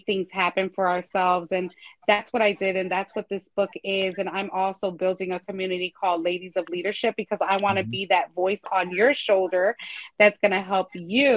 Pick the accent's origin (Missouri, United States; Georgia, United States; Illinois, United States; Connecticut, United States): Illinois, United States; Chicago; moved away as an adult; now in Philadelphia, United States; originally from Chicago